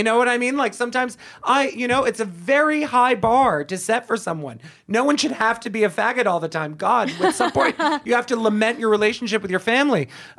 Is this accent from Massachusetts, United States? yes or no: yes; Boston, Massachusetts, United States; because, again, we're from Boston and we're assholes.